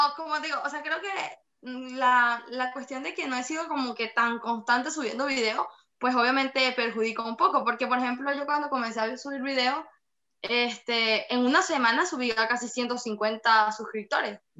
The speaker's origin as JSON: {"language": "Spanish", "town": "Boconó", "region": "Trujillo", "country": "Venezuela", "moved": "yes", "said": "vemos otro que estamos fuera del país, que somos de Boconó"}